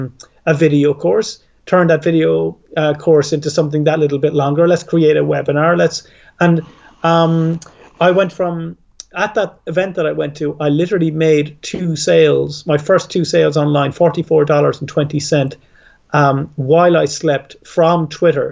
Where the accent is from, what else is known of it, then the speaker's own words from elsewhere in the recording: Ireland; I'm Irish